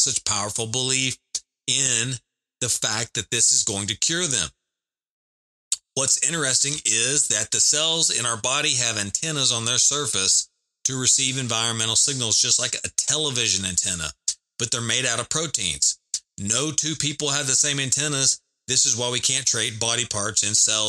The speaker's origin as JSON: {"language": "English", "region": "the South", "country": "United States", "said": "I am from the South in America. I live in Texas"}